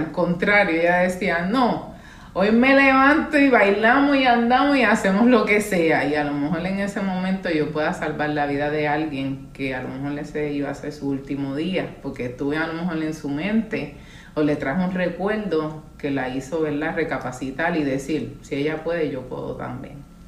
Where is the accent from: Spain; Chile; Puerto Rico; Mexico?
Puerto Rico; San Juan; also born or lived in Carolina, Puerto Rico; yo soy puertorriqueña